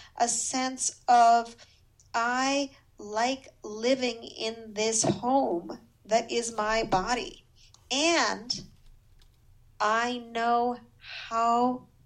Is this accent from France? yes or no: no; Montreal, Quebec, Canada; I grew up in Montreal, which is why my French is marginally